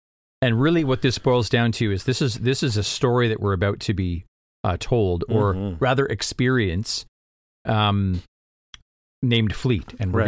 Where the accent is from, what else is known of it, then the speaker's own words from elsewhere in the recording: Canada; We're Canadian. Last time I checked, we have two official languages.